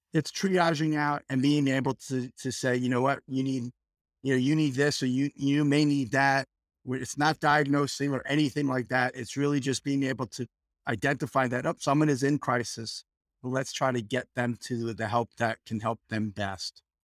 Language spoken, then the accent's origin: English; New York, United States; moved away as an adult; also born or lived in Texas / Michigan; now in Fort Worth, United States; I hail from New York, fifty years in New York, and then moved to Texas